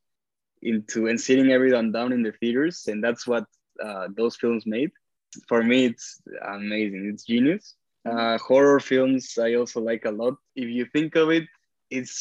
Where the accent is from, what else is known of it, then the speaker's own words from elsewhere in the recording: Mexico City, Mexico; moved away as an adult; now in United States; I grew up in Mexico City. Well, my whole childhood, I studied there since kindergarten until high school